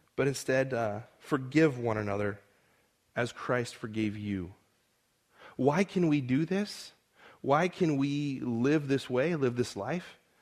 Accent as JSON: {"language": "English", "town": "Modesto", "region": "California", "country": "United States", "tie": "born or raised there", "also_born_or_lived": "Edinburgh", "accent": "American", "said": "my hometown, Modesto"}